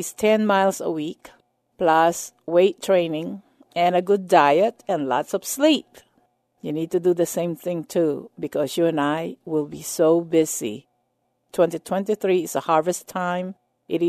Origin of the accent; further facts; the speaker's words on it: United States; as an American and as a minister of the gospel